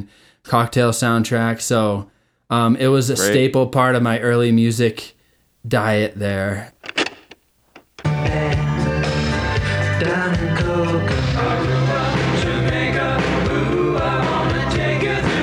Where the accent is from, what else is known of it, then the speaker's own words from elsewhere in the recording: York, Maine, United States; moved away; we all grew up in that small beach town, which I live 2,000 miles away from it now